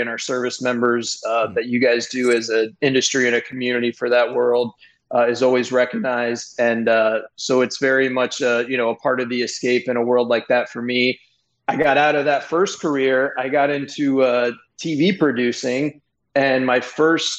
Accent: Florida, United States; I grew up in Florida

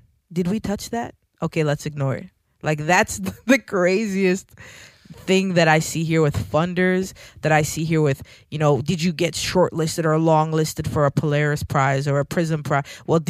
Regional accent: Jamaica; being Jamaican, like hip-hop, even to this day in Jamaica, is not a popular music

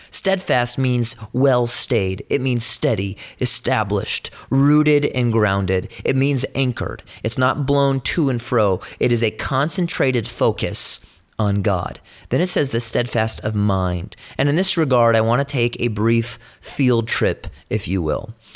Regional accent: California, United States; I'm from California

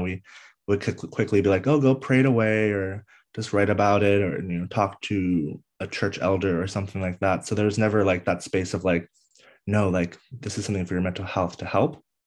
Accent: DC area, Northern Virginia, United States; I grew up on the East Coast of the United States in Northern Virginia, D C area, uh, born and raised there

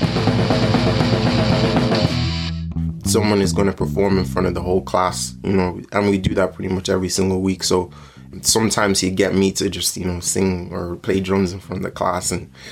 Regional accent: Mountmellick, Laois, Ireland; also born or lived in Nigeria; I grew up in Mount Mellick and Laois.

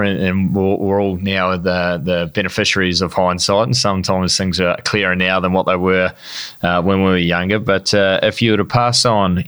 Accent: New Zealand; I'm a Kiwi

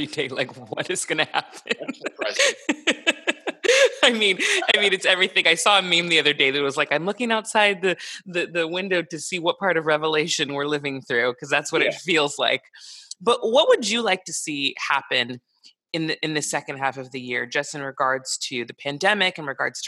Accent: Santa Barbara, California, United States; I have a lot of people that I grew up with in Santa Barbara

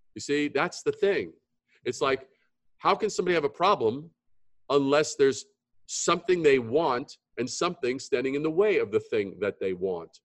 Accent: New York, United States; Growing up in New York, we would go to Greenwich Village

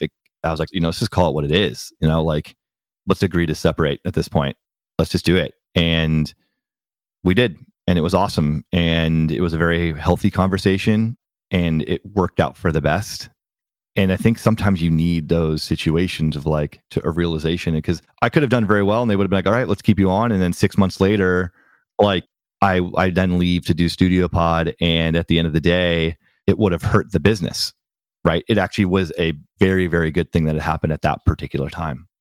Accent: Bay Area, California, United States; also born or lived in New York; I was raised in the Bay Area

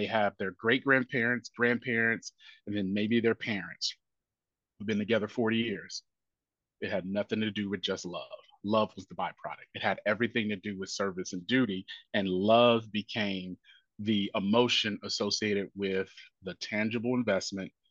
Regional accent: Indianapolis, Indiana, United States; now in Nashville, United States; my neighborhood growing up, it was a pool. I'm from Indianapolis, Indiana.

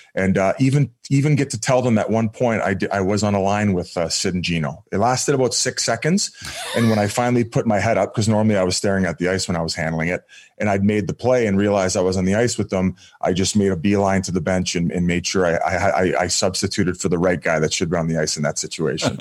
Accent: Welland, Ontario, Canada; I grew up in Welland, well in Ontario in a small town

